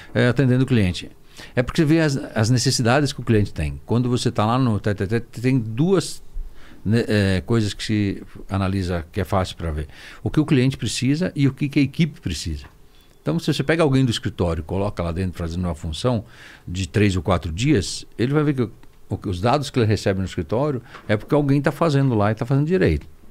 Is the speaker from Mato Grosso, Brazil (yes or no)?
no; Serra Gaúcha, Rio Grande do Sul, Brazil; eu nasci na Serra Gaúcha